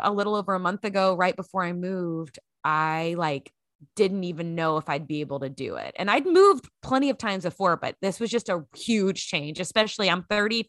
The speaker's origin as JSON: {"language": "English", "town": "Grand Prairie", "region": "Texas", "country": "United States", "tie": "born or raised there", "said": "Lexington had been the place I'd lived the longest since growing up in Grand Prairie, Texas."}